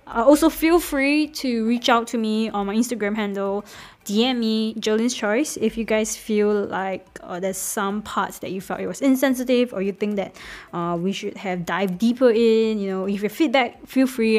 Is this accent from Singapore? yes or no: yes; Singapore; moved away; also born or lived in Manchester